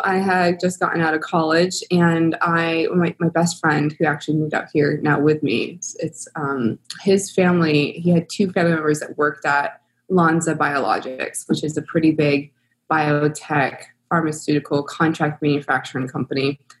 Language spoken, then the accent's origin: English; East Coast, United States; moved away as an adult; now in San Diego, United States; I grew up in the East Coast